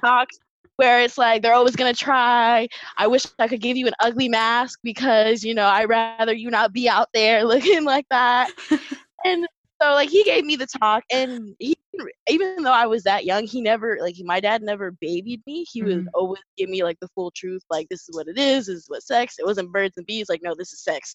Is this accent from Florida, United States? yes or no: yes; St. Cloud, Florida, United States; I was raised in St. Cloud